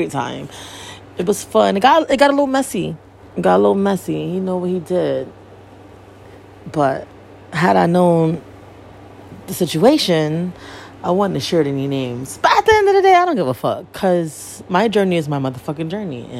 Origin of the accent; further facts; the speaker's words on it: Bridgeport, Connecticut, United States; I was born and raised in Bridgeport, Connecticut